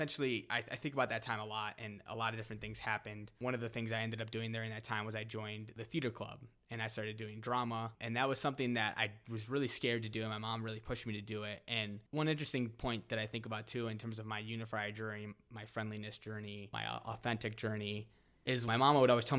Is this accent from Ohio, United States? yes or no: yes; Ohio, United States; But yeah, I grew up in Northeast Ohio, not too far from the city that Tommy grew up in.